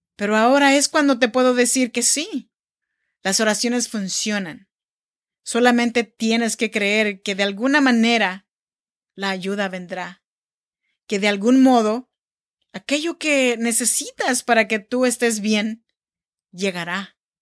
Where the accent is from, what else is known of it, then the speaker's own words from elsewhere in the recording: Oaxaca, Mexico; moved away as an adult; now in Sacramento, United States; Yo soy nacida en Oaxaca, México, y vivo en Sacramento, California desde hace ya 14 años